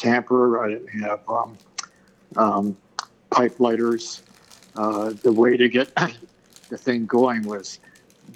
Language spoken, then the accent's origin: English; Philadelphia, Pennsylvania, United States; also born or lived in Portland, Oregon; most of my years have been spent in the Philadelphia area in several different rounds